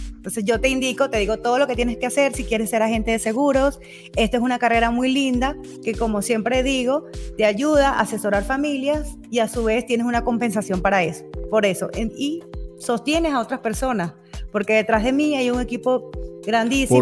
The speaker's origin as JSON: {"language": "Spanish", "town": "Maracay", "region": "Aragua", "country": "Venezuela", "tie": "born or raised there", "also_born_or_lived": "Zaraza, Guárico, Venezuela", "moved": "as an adult", "lives_now": "Utah, United States", "said": "nací en el estado Guárico, soy saraseña, eh, de Sarasa. Eh, allí estuve hasta los ocho años. Luego mis padres decidieron mudarnos, mudarnos pues todos a, a Maracay, estado Aragua. Y bueno, allí estuve"}